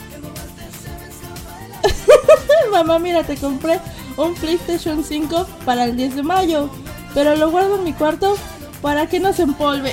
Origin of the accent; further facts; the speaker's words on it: Mexico; yo soy de México